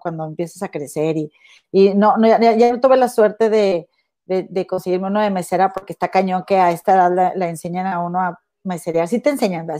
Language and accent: Spanish; Mexico; moved away as an adult; tengo toda mi familia y mi vida y mis raíces en México